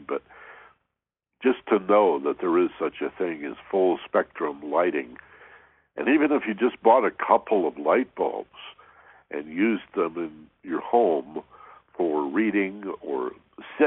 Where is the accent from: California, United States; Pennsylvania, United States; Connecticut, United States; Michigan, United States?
Michigan, United States; moved away; where I grew up in Michigan